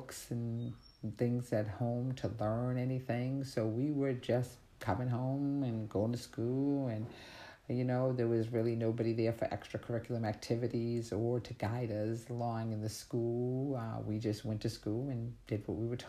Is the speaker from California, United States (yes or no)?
no; Canton, Massachusetts, United States; also born or lived in Boston, Massachusetts / Brockton, Massachusetts; we moved from Canton as a teenager to Brockton